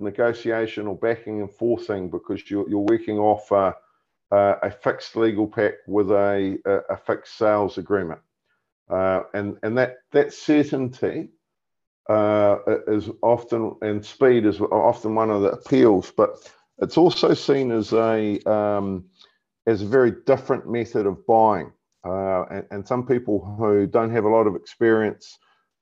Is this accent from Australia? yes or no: no; New Zealand; Being a New Zealander